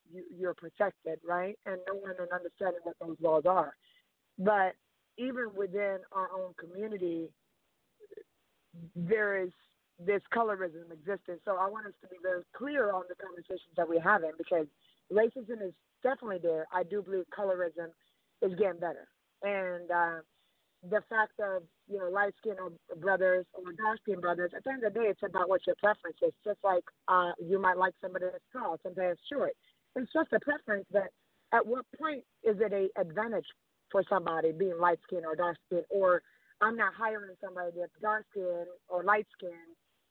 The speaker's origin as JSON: {"language": "English", "country": "Sweden", "tie": "born or raised there", "moved": "yes", "lives_now": "Atlanta, United States", "said": "growing up in Sweden and then coming to Atlanta in 94"}